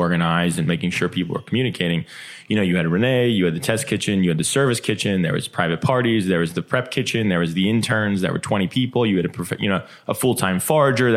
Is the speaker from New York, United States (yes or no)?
no; New Jersey, United States; I'm from New Jersey